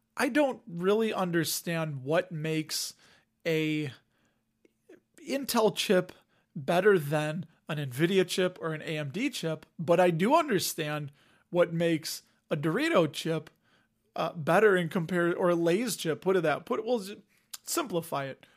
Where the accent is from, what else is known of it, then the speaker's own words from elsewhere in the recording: Cook County, Illinois, United States; I was raised in Cook County, went to Cook County Public Schools